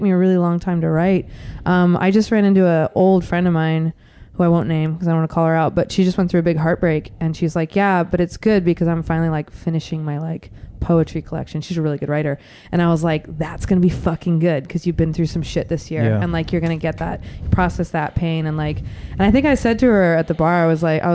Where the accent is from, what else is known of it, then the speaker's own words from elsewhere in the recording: Concord, California, United States; moved away as an adult; now in Oakland, United States; We're also from Concord, so we grew up with all these musicians